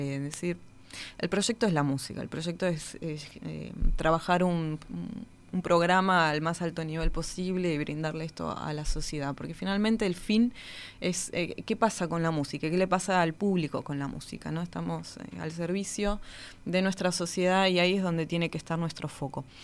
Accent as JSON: {"language": "Spanish", "town": "Río Gallegos", "region": "Santa Cruz", "country": "Argentina", "tie": "born or raised there", "said": "Yo nací en la ciudad de Río Gallegos, en la provincia de Santa Cruz, al sur de Argentina, Patagonia hmm. pura"}